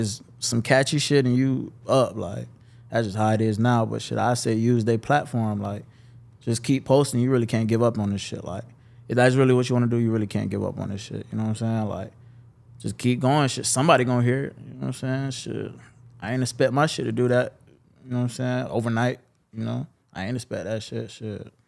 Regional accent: Jacksonville, Florida, United States; I'm from Hill, Jacksonville, Westside. Um, okay. You know, born and raised

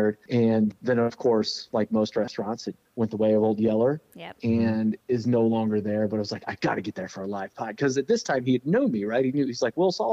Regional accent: St. Louis, Missouri, United States; I was born in St. Louis

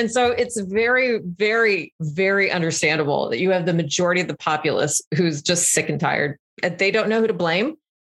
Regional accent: Texas, United States; especially from my past and like kind of growing up in Texas, who are Trump supporters

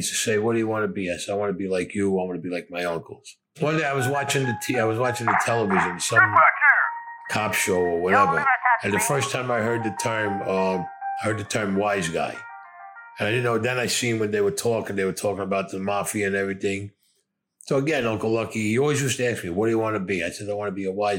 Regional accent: New York City, New York, United States; I was born in Brooklyn

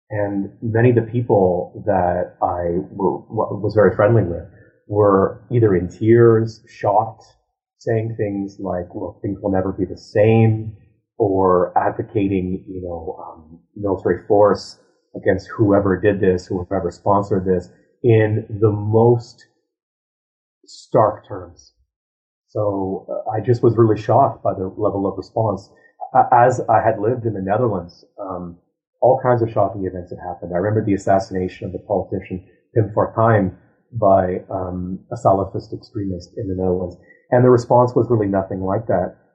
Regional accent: Ottawa, Ontario, Canada; moved away as an adult; also born or lived in United States; So I was raised in Ottawa

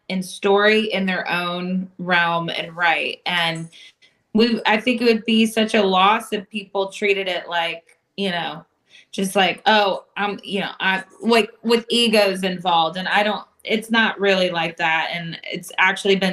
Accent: Williamsport, Pennsylvania, United States; now in Nashville, United States; I'm originally from Williamsport, Pennsylvania

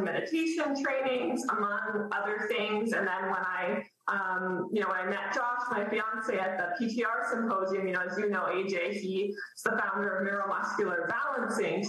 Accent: Dallas, Texas, United States; moved away as an adult; now in Maine, United States; I'm from Dallas originally

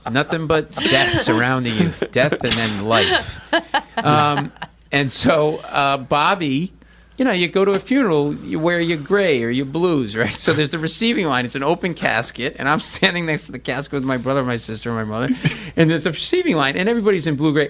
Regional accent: Providence, Rhode Island, United States; I grew up in Providence

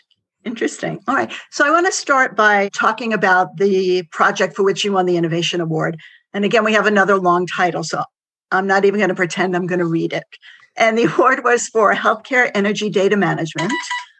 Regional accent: New York City, New York, United States; I'm a New Yorker, so coming to you from Manhattan

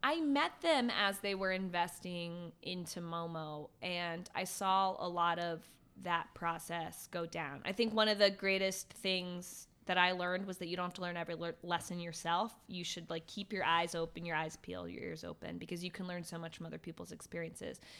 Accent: Virginia, United States; moved away as an adult; also born or lived in Ohio; now in New York, United States; I grew up in Virginia

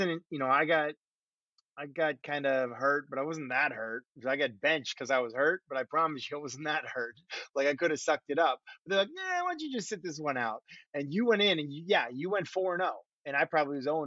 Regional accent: Boston, Massachusetts, United States; I'm from Boston.

